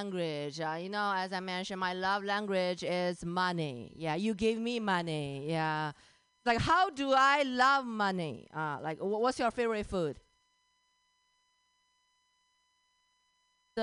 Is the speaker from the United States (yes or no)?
no; China; English is a second language; moved away; I grew up in China